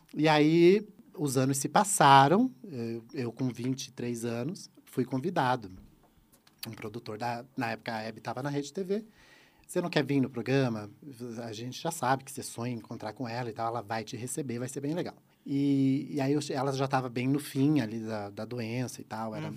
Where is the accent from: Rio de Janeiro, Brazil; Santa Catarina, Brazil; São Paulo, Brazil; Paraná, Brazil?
Santa Catarina, Brazil; eu sou do sul, eu sou de Santa Catarina.